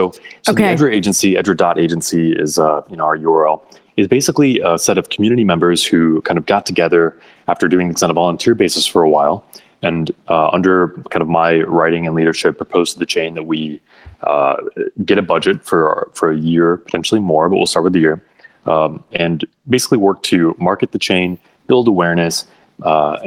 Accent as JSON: {"language": "English", "region": "Michigan", "country": "United States", "tie": "born or raised there", "said": "I ran briefly for office after college in my home state of Michigan here in the United States"}